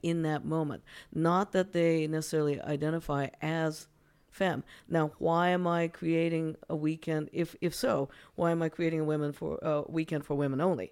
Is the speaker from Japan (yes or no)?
yes; Japan; now in United States; I'm actually originally from Japan